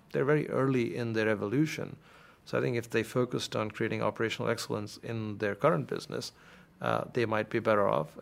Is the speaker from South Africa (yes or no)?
no; India; moved away as an adult; now in United States; I grew up in a lower middle class family in India, and uh, my father worked uh, for the Indian Air Force, like you mentioned, and we moved every few years from city to city